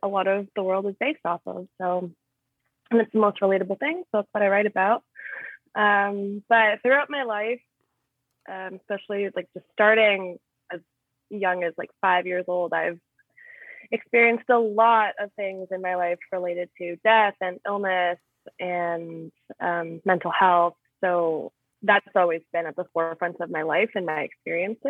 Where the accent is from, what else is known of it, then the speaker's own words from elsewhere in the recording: Aurora, Ontario, Canada; I am from Aurora, which is just north of Toronto.